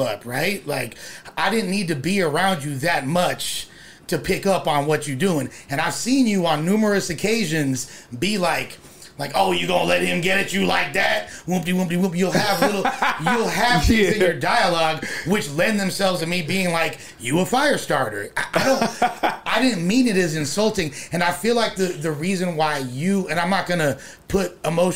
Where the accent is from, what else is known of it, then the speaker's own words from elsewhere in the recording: Los Angeles, California, United States; I'm from West